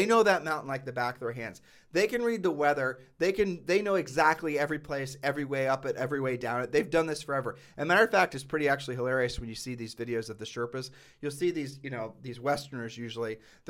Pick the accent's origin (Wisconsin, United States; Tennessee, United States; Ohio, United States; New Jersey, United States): Ohio, United States; We grew up in Ohio.